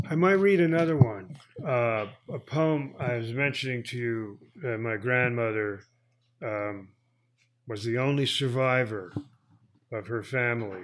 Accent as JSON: {"language": "English", "town": "Tenafly", "region": "New Jersey", "country": "United States", "tie": "born or raised there", "also_born_or_lived": "Teaneck, New Jersey", "said": "I was born in Teaneck, New Jersey, and grew up in Tenafly"}